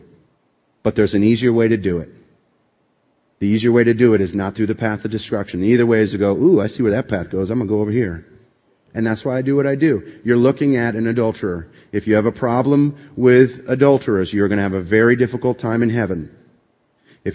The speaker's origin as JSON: {"language": "English", "region": "East Coast", "country": "United States", "tie": "born or raised there", "also_born_or_lived": "Boston, Massachusetts", "said": "I grew up on the East Coast, went to school at Boston College"}